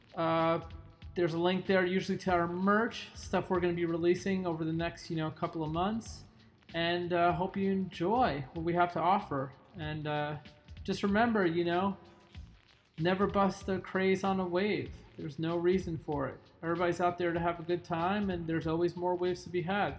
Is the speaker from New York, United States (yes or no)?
yes; New York, United States; I grew up in New York